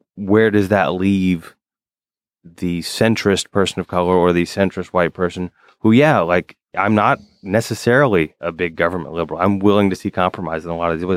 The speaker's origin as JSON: {"language": "English", "region": "Alabama", "country": "United States", "tie": "born or raised there", "moved": "yes", "lives_now": "New York, United States", "said": "I grew up in Alabama"}